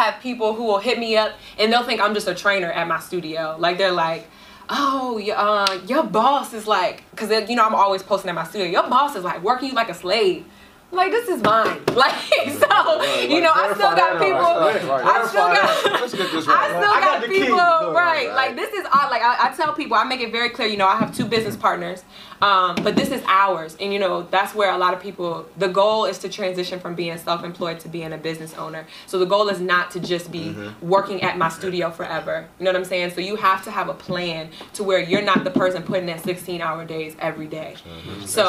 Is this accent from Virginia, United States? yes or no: yes; Richmond, Virginia, United States; moved away as an adult; now in Maryland, United States; I'm originally from Richmond, Virginia